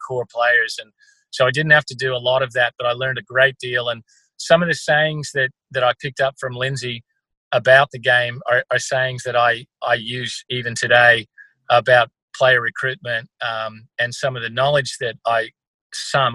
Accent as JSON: {"language": "English", "region": "country Victoria", "country": "Australia", "tie": "born or raised there", "also_born_or_lived": "California, United States"}